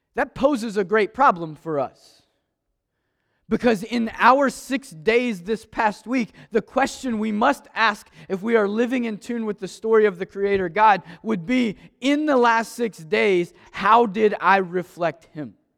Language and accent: English; Maysville, Kentucky, United States; Growing up in Maysville, Kentucky, I ask that question a lot. Why was I born in Maysville?